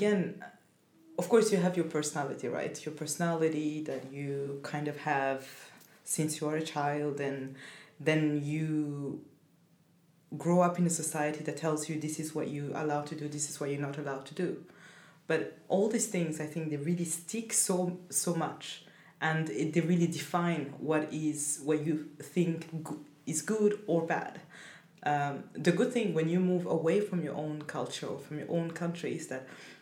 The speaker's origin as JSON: {"language": "English", "country": "Burundi", "also_born_or_lived": "Cameroon / France", "second_language": "English", "moved": "yes", "lives_now": "Sweden", "said": "I come from Burundi, but I've lived so many years abroad"}